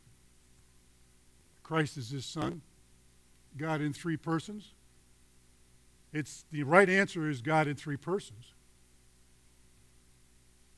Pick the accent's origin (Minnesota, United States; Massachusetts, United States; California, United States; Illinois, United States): Illinois, United States; Chicago; I'm from Chicago.